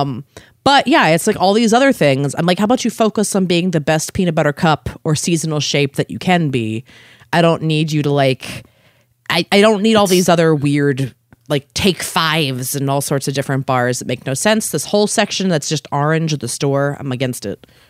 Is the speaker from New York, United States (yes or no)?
no; Maryland, United States; moved away as an adult; also born or lived in Philadelphia; I'm from Maryland originally